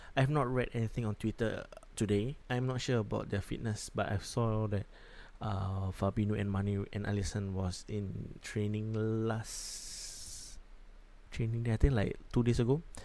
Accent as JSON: {"language": "English", "country": "Singapore", "said": "I'm from Singapore"}